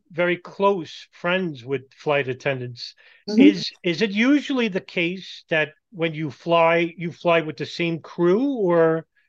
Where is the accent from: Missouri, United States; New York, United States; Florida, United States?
New York, United States; New York City; I'm from Brooklyn, New York.